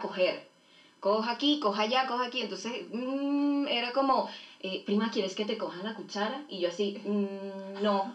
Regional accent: Venezuela; now in Chile; Somos venezolanas que, que vivimos en Chile desde hace unos cuantos años

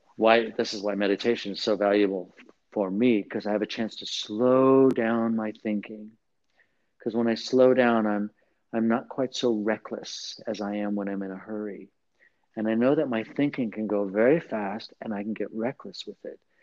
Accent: Southern California, United States; the culture where I was raised in Southern California, in in a Catholic, mostly Latino barrio kind of community

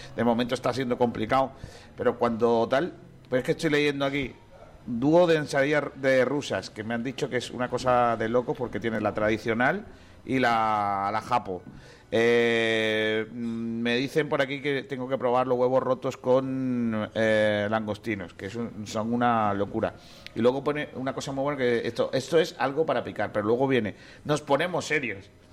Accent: Rincón de la Victoria, Andalusia, Spain; yo soy orgulloso de ser de Rincón

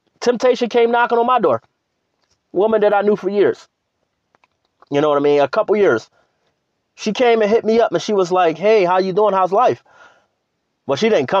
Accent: Philadelphia, Pennsylvania, United States; moved away; I'll be back in my hometown

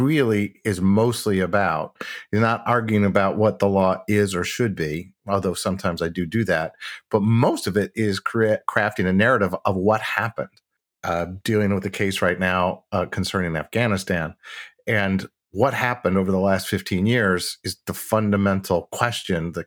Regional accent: Midwest, United States; I'm from the Midwest

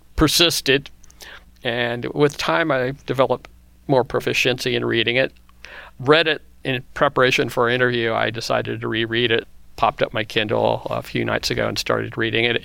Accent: Kansas, United States; I was growing up in the Midwest in Kansas

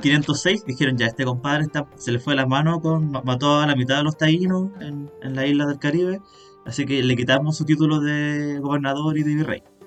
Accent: Chile; como chileno que nació en el noventa y uno

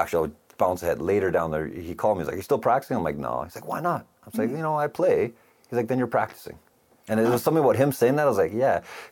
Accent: Calgary, Alberta, Canada; It always felt like little big town growing up.

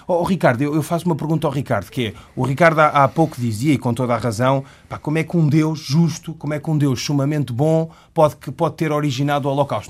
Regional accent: Portugal; Eu, como ocidental, como português, que professa a religião islâmica

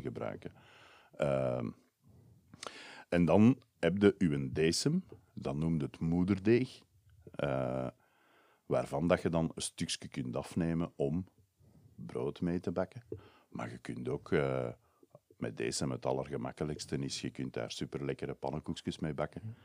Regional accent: Brussels, Brussels-Capital Region, Belgium; ik kom uit Brussel

